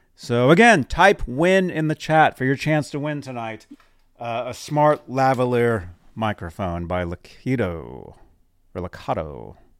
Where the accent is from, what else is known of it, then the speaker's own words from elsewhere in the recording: Phoenix, Arizona, United States; moved away; also born or lived in Nebraska; that's my hometown. That's where I was born